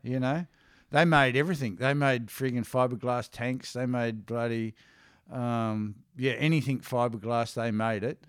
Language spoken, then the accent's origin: English; Perth, Western Australia, Australia; also born or lived in Coffs Harbour, New South Wales; I grew up in Perth